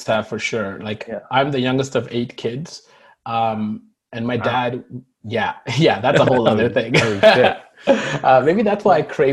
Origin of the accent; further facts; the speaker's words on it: Toronto, Ontario, Canada; English is a second language; also born or lived in Markham; I immigrated here when I was 7 or 8